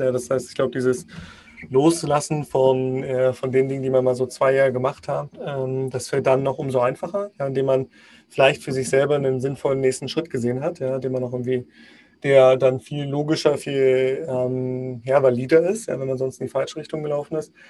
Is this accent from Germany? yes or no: yes; Magdeburg, Saxony-Anhalt, Germany; ich komme gebürtig aus Magdeburg.